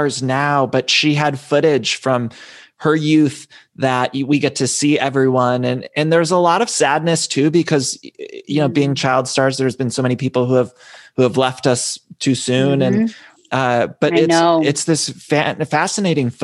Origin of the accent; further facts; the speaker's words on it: Ohio, United States; I'm an Ohio boy